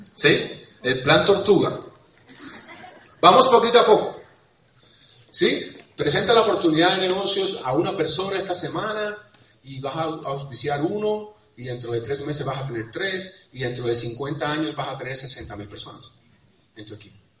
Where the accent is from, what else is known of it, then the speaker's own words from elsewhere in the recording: Cuba; soy cubano, porque soy caribeño